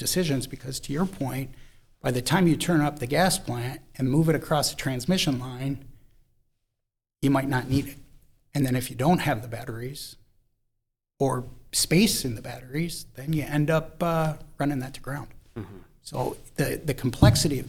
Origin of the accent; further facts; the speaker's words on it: Minnesota, United States; moved away; I was originally from Minnesota